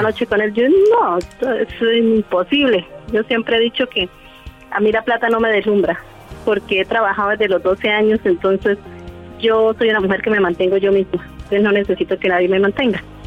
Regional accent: Santander, Colombia; soy santandereana

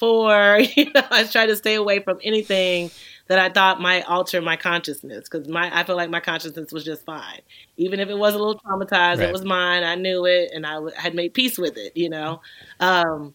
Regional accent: Texas, United States; I grew up in Texas.

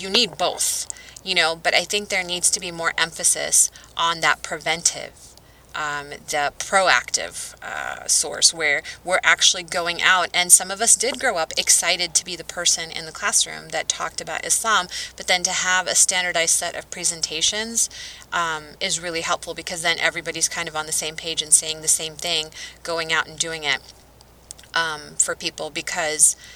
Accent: Southwest, United States; I'm from the Southwest

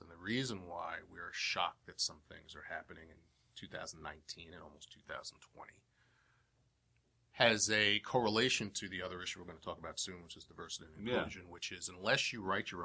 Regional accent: New York City, New York, United States; I'm from Brooklyn. I was born in Brooklyn

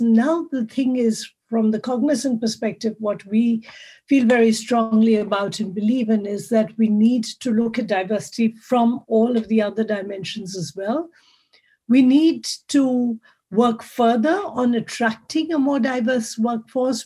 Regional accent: Mumbai, Maharashtra, India; moved away as an adult; now in Zurich, Switzerland; I come originally from India, from the huge big city of Bombay, Mumbai today, and I moved to Switzerland 26 years ago.

